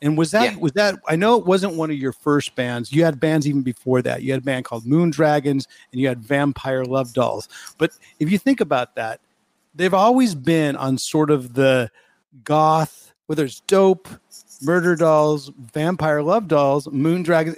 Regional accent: New York, United States; And, you know, then you can say, yeah, I'm a New Yorker, but I haven't been there and living there for quite a while.

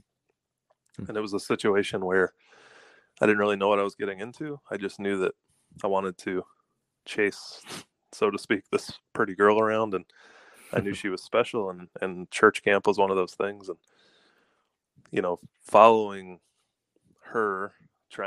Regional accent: Atlanta, Georgia, United States; I grew up in Atlanta, Georgia, in a suburb

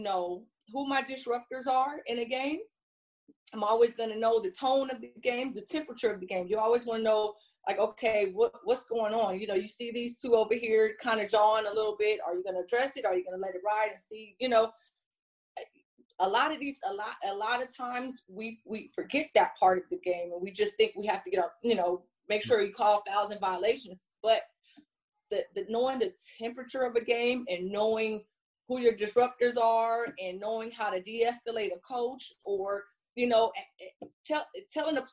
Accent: Compton, California, United States; I grew up in Compton.

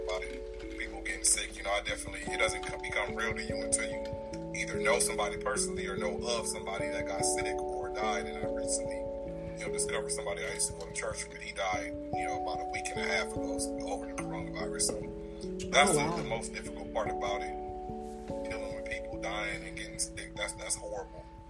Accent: Pomona, California, United States; also born or lived in Los Angeles / Inland Empire; I was born in LA, of course, where most of us was born, but I was raised in Pomona

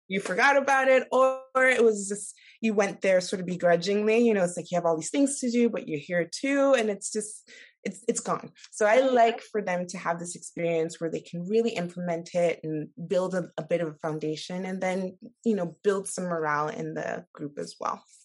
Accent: Nigeria; moved away; I'm from Nigeria

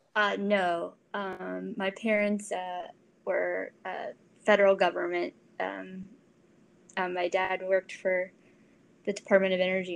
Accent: Columbia, Maryland, United States; I'm originally from Columbia, Maryland

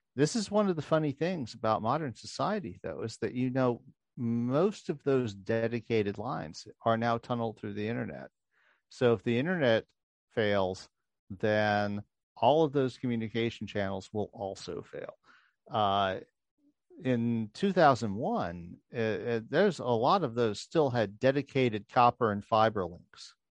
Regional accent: New Orleans, Louisiana, United States; I grew up in New Orleans

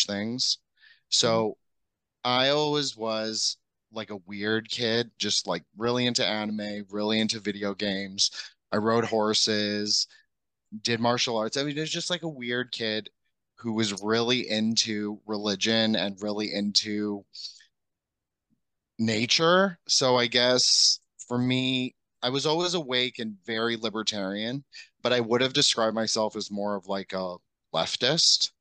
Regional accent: Canada; I'm from Canada

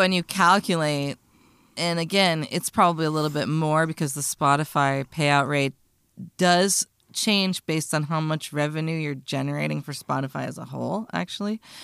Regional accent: United States; I'm an American

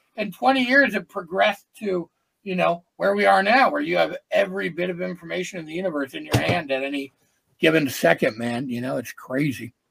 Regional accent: Green Bay, Wisconsin, United States; moved away as an adult; also born or lived in Los Angeles, California; I'm from the Green Bay, Wisconsin area. I moved to L.A. and lived there for 20 some odd years, I still go back and forth.

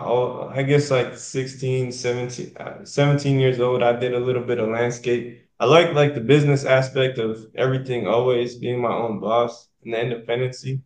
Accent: Manchester, New Hampshire, United States; moved away as an adult; also born or lived in Daytona, Florida; now in Jacksonville, United States; I'm from a small city, smaller city, real tight-knit, Manchester, New Hampshire. So all the way up north, very small city. Everywhere you go, you know somebody. And yeah, that's where I'm from. Lived there all my life

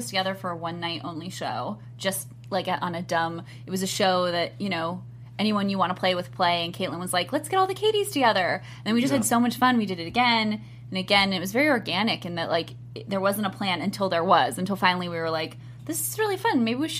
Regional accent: Overland Park, Kansas, United States; I'm from Overland Park

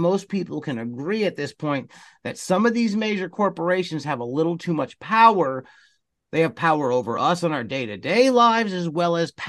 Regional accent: United States; I was raised in the United States of America

